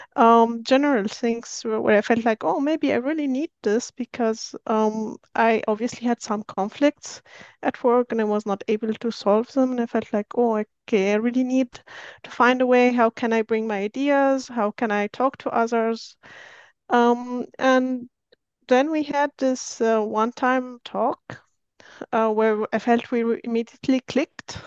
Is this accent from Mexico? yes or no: no; Syria; moved away as an adult; now in Austria; I'm originally from Syria, but I've been living in Austria for ten years, so I'm Austrian now.